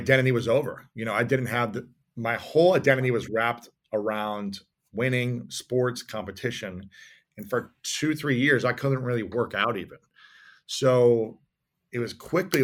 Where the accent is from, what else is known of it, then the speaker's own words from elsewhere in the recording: Midwest, United States; we were shaped as young boys growing up in the Midwest